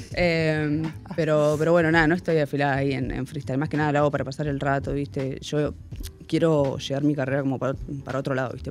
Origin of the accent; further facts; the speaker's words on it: Miramar, Buenos Aires Province, Argentina; moved away as an adult; now in Munro, Argentina; soy de Miramar, para todos los que dicen que soy de Mar del Plata, soy de Miramar.